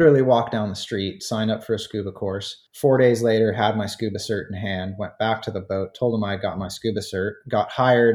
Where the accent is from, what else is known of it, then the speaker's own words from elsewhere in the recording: Santa Barbara, California, United States; I grew up in Santa Barbara, California